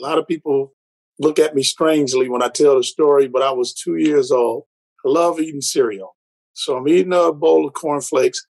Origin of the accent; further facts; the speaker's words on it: Detroit, Michigan, United States; I'm born and raised in Detroit